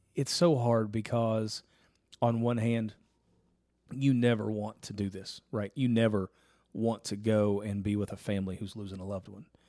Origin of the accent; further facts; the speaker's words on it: Ashland, Kentucky, United States; we actually went to my hometown for it